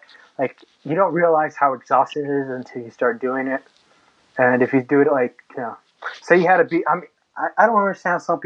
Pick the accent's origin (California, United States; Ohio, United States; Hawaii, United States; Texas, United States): Texas, United States; San Antonio; now in Houston, United States; I'm from San Antonio. I was born in San Antonio.